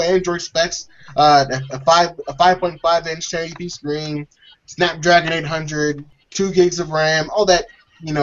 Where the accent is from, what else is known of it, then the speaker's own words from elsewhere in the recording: United States; everyone here is American